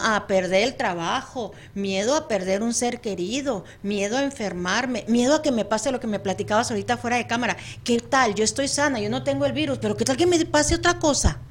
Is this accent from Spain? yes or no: no; Mexico; now in United States; Yo vivo lejos de mi país de origen